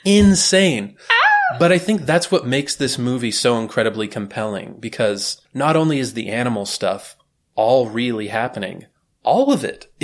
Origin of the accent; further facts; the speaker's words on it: United States; As an American